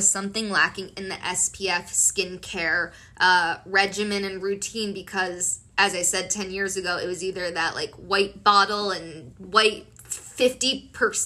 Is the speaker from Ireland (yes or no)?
no; Colombia; I'm from Colombia